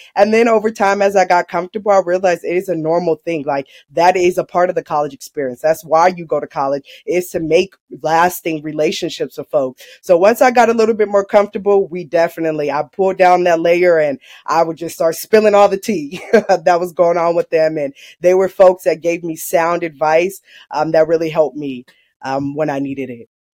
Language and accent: English; Long Beach, California, United States; now in Merced, United States; I'm from Long Beach, California